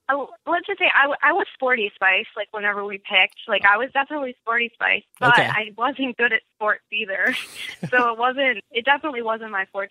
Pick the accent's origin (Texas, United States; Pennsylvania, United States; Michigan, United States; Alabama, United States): Michigan, United States; Grand Ledge; born or raised there; also born or lived in Lansing